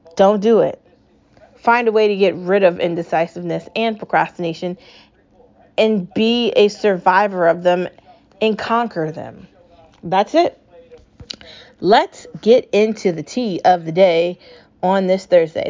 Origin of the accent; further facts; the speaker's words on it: United States; I'm an American citizen. I was born in this country. I was raised in this country. I grew up in this country